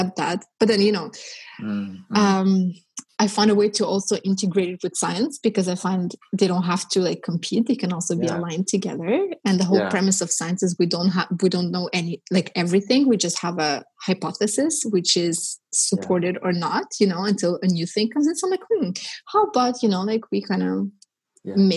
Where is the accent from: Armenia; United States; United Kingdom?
Armenia; moved away; I was born in Armenia and it was part of the Soviet Union. And so I was growing up in the Soviet Union